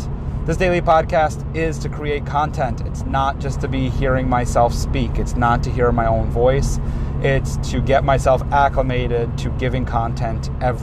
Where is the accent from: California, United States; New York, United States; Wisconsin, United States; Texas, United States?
New York, United States; New York City; also born or lived in Manhattan; born in Manhattan, raised in Queens